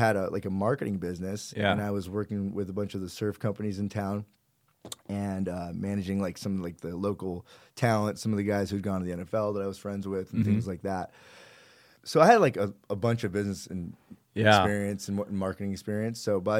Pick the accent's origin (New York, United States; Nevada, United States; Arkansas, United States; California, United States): California, United States; Newport Beach; also born or lived in Orange County; I didn't know any Persian kids growing up in Orange County. I mean, I know there's a ton of them in Irvine, but we didn't know any in Newport.